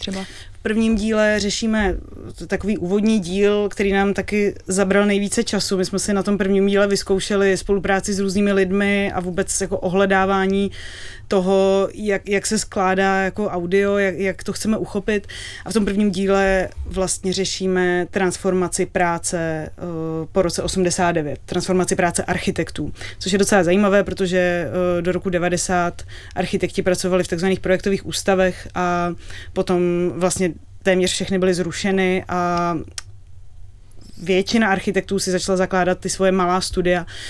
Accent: Prague, Czechia; My jsme byli děti a oba jsme vyrůstali v Praze

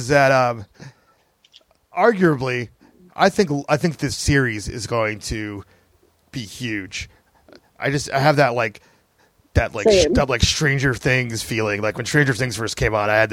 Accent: United States; people of color growing up in the United States of America

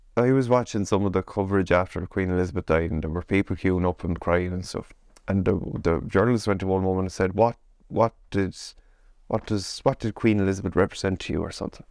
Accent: Ireland; we as Irish people

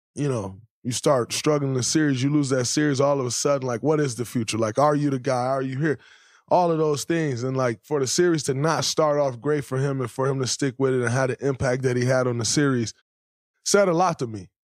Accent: Saginaw, Michigan, United States; moved away; as a kid growing up in Saginaw, Michigan

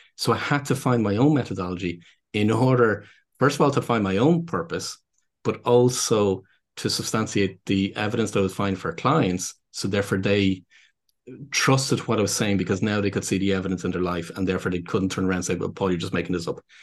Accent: Dublin, Leinster, Ireland; accent: Irish; what people would probably gather from my accent is that, um, so I'm based here in Dublin in Ireland

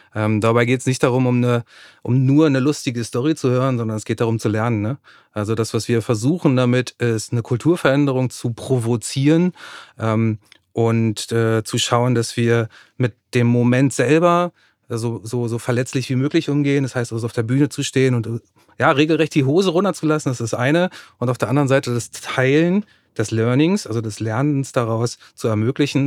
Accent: Germany; bei uns in Deutschland, in Westeuropa

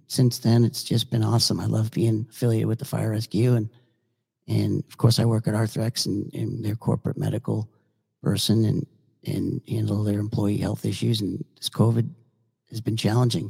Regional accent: Boston, Massachusetts, United States; now in Naples, United States; I grew up in Boston

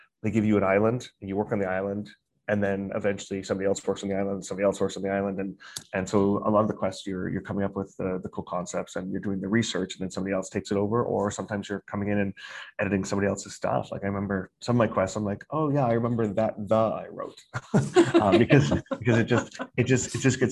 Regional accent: Calgary, Alberta, Canada; moved away as an adult; also born or lived in Singapore; now in Beijing, China; I'm originally from Calgary, Alberta, Canada

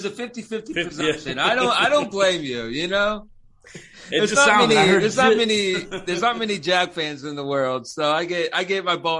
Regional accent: Orlando, Florida, United States; now in Pensacola, United States; I am born and raised in Orlando. I'm not there now, but I've been to Miami a few times. I'm a Florida.

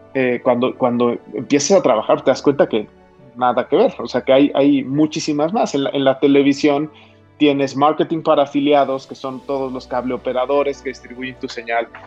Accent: Mexico; nuestros connacionales

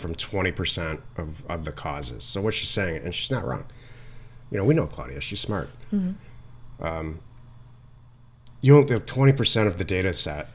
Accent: Midwest, United States; I'm from the Midwest

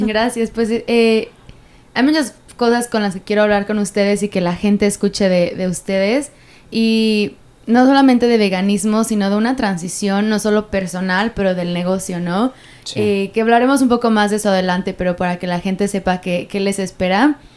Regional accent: Mexico; como mexicana

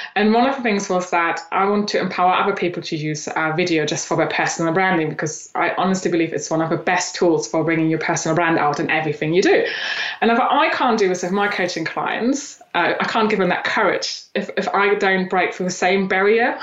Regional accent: eastern Germany, Germany; moved away as an adult; now in England; I grew up in Eastern Germany

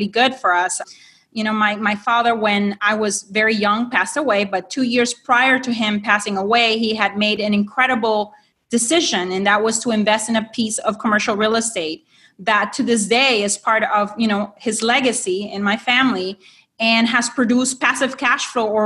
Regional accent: Honduras; moved away as an adult; now in United States; I am an immigrant from Honduras into the U.S.

